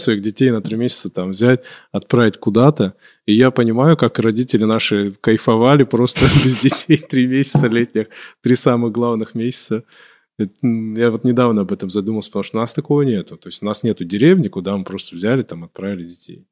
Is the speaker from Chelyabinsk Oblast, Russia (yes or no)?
no; Kabardino-Balkaria, Russia; now in Moscow, Russia; я все-таки себя идентифицирую как кабардинец